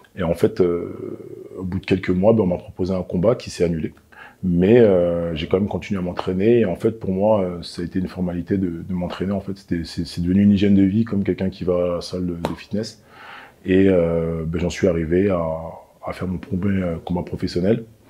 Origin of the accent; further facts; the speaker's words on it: Clichy, Île-de-France, France; je viens de Clichy, euh, en 92. Voilà, j'ai grandi à Clichy, je suis né à Clichy